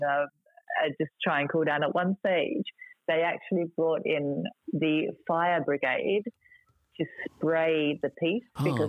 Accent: Adelaide, South Australia, Australia; I'm from Adelaide

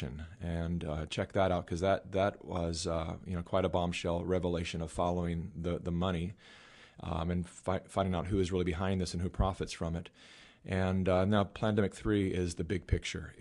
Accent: California, United States; I was born and raised in California

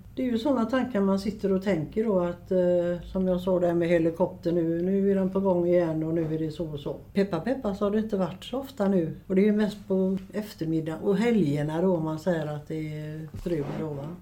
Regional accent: Gothenburg, Västra Götaland, Sweden; also born or lived in Biskopsgården, Gothenburg; Jag flyttade hit upp till eh, Biskopsgården 1959. Eh, jag är född i eh, Rambergsdagen på Gropegårdsgatan

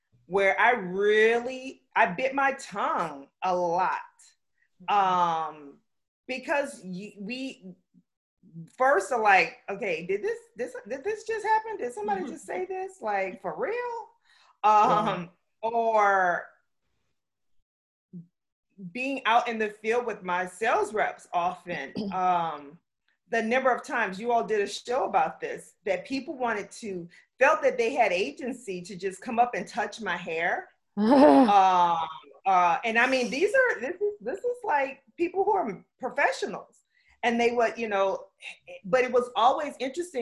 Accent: South Louisiana, United States; also born or lived in Pflugerville, Texas / Buford, Georgia; now in Orlando, United States; I grew up in the South. I am a Southern girl through and through. I'm from South Louisiana

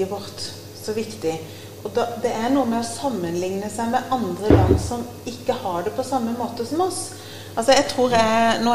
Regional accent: Agder, Norway; Men da må de òg tåle at jeg er kristen fra Sørlandet.

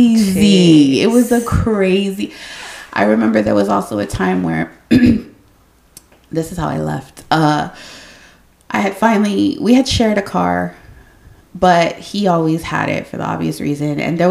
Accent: San Antonio, Texas, United States; moved away as an adult; also born or lived in Austin, Texas / Buda, Texas; I did not want to come back to San Antonio because back then I was like, I live in Austin and Buda. Like, I left my hometown.

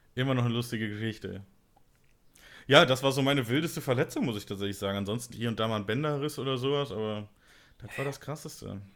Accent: Bonn, North Rhine-Westphalia, Germany; in Bonn, wo, in meiner Heimatstadt

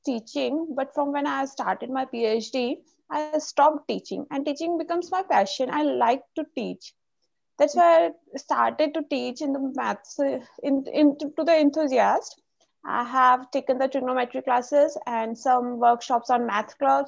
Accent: India; I'm from India

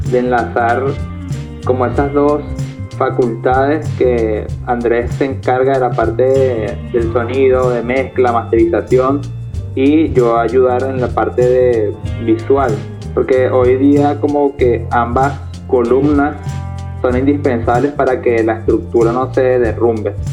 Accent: Caracas, Capital District, Venezuela; de restaurar como esa identidad con respecto a lo que somos de Venezuela, somos de Caracas

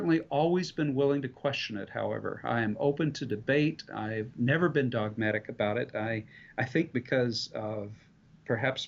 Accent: the South, United States; I came from the South

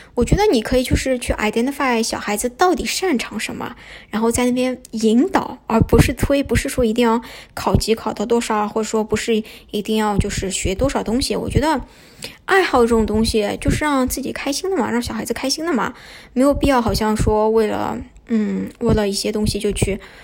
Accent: Shanghai, China; moved away as an adult; also born or lived in Shunde, Guangdong; 我对上海文化，我对我自己做上海人感到非常，非常的骄傲，我也非常热爱上海

